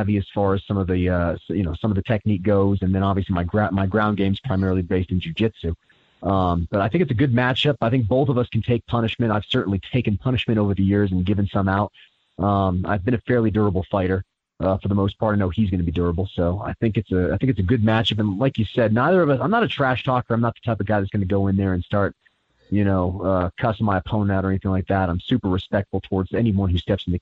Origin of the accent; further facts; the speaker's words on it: Asheville, North Carolina, United States; I'm from Asheville